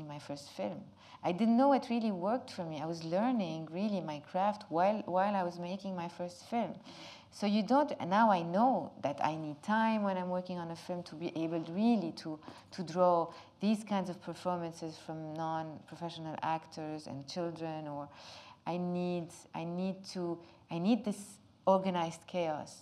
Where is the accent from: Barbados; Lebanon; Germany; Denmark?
Lebanon; English is a second language; living in Lebanon and growing up in Lebanon in such a difficult, complicated country